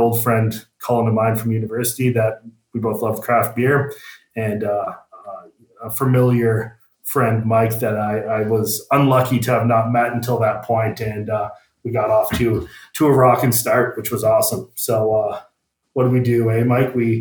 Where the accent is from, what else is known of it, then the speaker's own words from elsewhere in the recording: Burlington, Ontario, Canada; also born or lived in Guelph; I grew up in Burlington